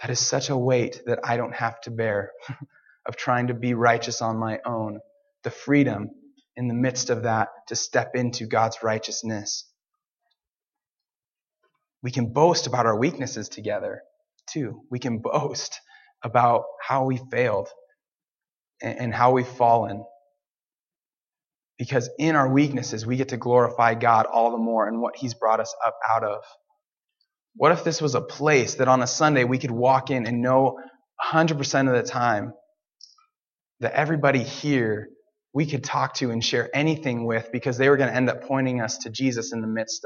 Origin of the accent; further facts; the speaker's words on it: Portland, United States; I'm from Portland